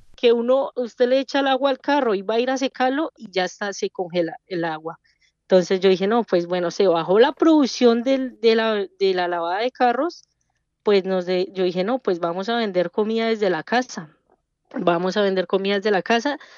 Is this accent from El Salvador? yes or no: no; Bogotá, Colombia; moved away as an adult; now in Chicago, United States; Nosotros somos de Bogotá, del el sur de Bogotá, del barrio Molinos.